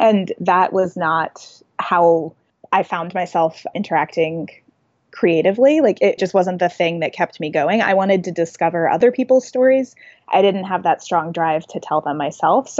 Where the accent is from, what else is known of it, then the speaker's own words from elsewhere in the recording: Nashville, Tennessee, United States; moved back to my hometown. My husband's an actor and he already had some acting work lined up in Nashville